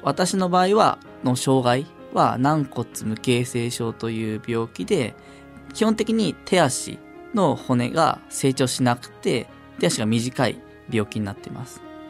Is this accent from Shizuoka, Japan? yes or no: no; Tokyo, Japan; 地元東京